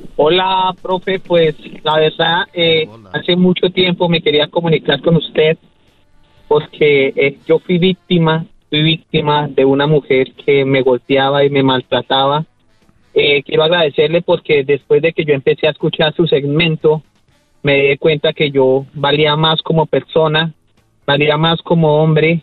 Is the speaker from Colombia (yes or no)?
yes; Colombia; soy colombiano